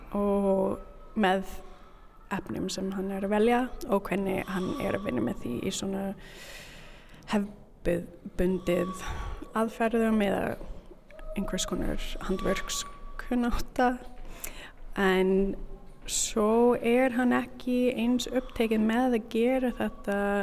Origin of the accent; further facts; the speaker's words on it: Canada; Icelandic is a second language; moved away as an adult; now in Reykjavík, Iceland; Ég er síningarstjóri frá Kanada